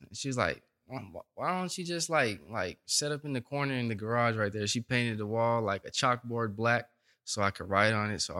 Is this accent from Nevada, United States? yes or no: no; Stockton, California, United States; moved away as an adult; also born or lived in Bay Area, California; now in Los Angeles, United States; I was born in the Bay Area. But okay. We moved out to Stockton when I was younger.